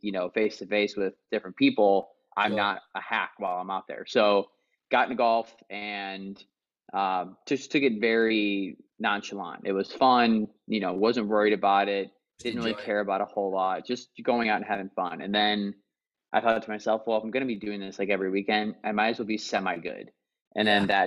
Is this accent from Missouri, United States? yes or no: yes; Missouri, United States; moved away as an adult; now in East Bay, California, United States; born and raised in Missouri my entire life